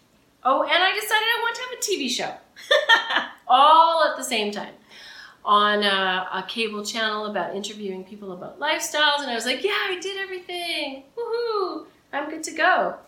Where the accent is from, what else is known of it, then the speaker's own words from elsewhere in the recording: Camrose, Alberta, Canada; now in Toronto, Canada; Camrose, Alberta.